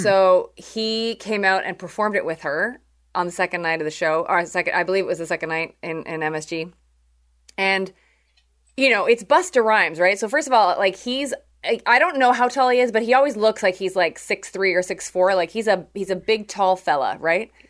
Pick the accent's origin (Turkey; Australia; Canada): Canada; I'm from Canada